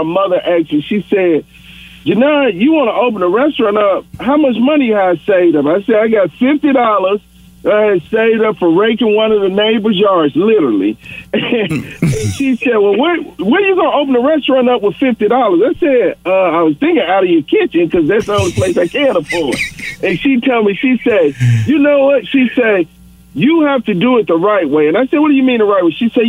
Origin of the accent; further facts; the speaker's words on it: the South, United States; growing up in the South, when my father would always go back to Chicago.